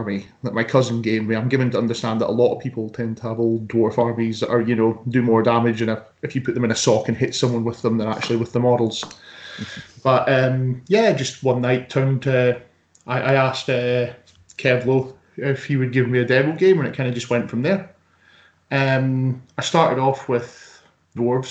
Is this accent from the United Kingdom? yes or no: yes; Aberdeen, Scotland, United Kingdom; I'm that guy from Aberdeen